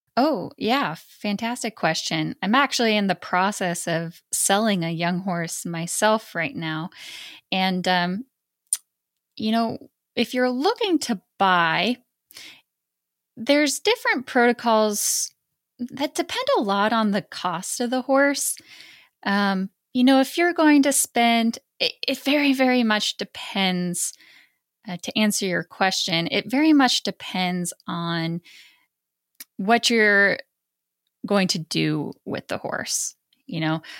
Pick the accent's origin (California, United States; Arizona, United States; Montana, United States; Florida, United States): Montana, United States; I grew up in Montana